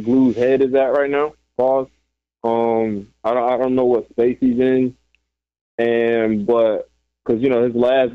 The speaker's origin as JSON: {"language": "English", "region": "South Florida", "country": "United States", "moved": "yes", "lives_now": "North Carolina, United States", "said": "My home state"}